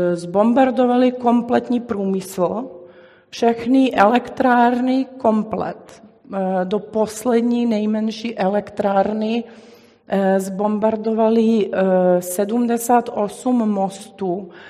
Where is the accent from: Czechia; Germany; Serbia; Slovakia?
Serbia; Belgrade; moved away; já jsem vyrůstala v Bělehradě